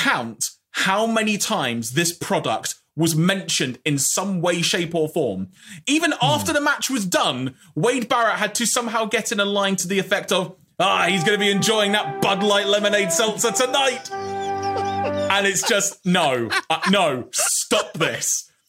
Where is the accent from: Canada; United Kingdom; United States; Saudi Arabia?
United Kingdom; I'm eternally British